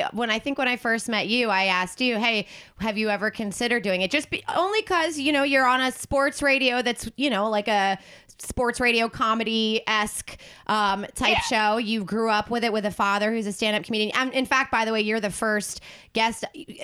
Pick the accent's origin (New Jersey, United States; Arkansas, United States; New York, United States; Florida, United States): New Jersey, United States; Woodbury; I'm from Gloucester County